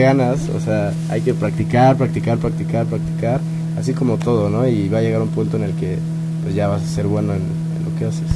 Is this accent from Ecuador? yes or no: no; Cuernavaca, Morelos, Mexico; moved away as an adult; now in Mexico City, Mexico; yo soy de Cuernavaca, viví allá toda mi vida